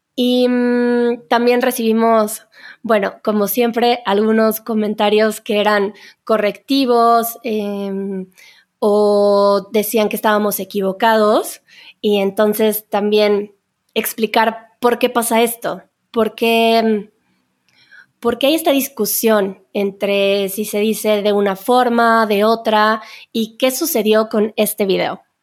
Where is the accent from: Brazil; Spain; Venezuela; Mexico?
Mexico; creo que en México no utilizamos mucho el pasado compuesto